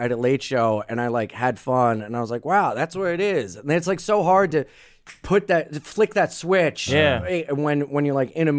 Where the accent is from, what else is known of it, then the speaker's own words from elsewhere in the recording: Delaware, United States; I'm from Delaware.